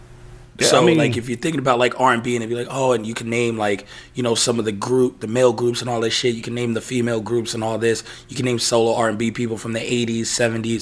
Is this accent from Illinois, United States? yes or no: no; New York City, New York, United States; I'm from the Bronx